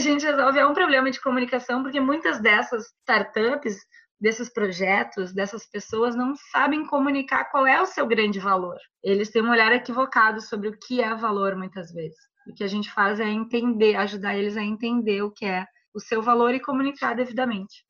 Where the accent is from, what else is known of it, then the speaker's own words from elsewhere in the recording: Porto Alegre, Rio Grande do Sul, Brazil; Sou gaúcha, tenho 34 anos, moro, sempre morei em Porto Alegre, no Rio Grande do Sul